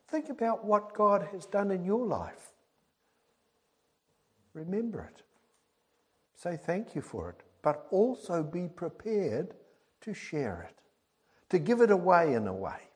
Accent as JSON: {"language": "English", "town": "Birmingham", "region": "West Midlands", "country": "United Kingdom", "tie": "born there", "said": "I was born in Birmingham, in England, way back in 1947"}